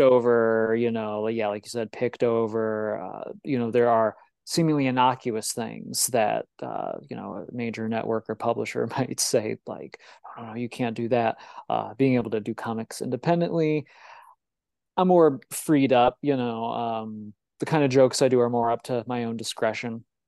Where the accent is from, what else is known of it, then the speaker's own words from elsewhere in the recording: Illinois, United States; I'm from Illinois